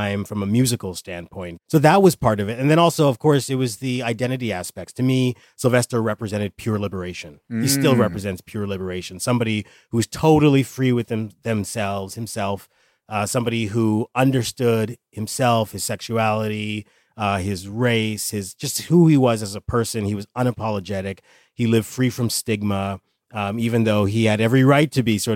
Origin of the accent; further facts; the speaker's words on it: Canada; moved away as an adult; also born or lived in New York; I grew up in Canada, moved to New York